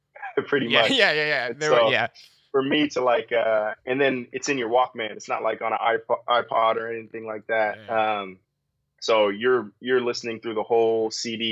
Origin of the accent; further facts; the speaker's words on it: Federal Way, Washington, United States; I grew up in Federal Way